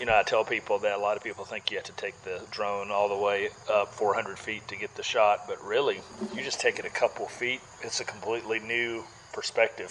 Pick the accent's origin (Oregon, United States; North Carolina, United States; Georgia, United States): Georgia, United States; Winterville; Born and raised in Winterville, grew up going to the Marigold Festival